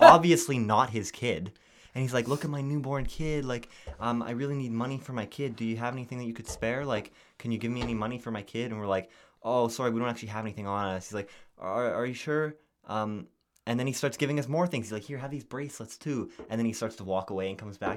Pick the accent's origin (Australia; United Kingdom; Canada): Canada; we're like, "Canada."